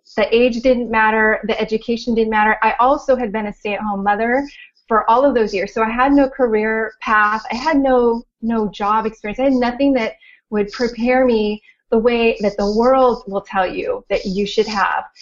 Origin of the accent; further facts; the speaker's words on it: Orange County, California, United States; moved away as an adult; also born or lived in Los Angeles; from LA, born and raised in Orange County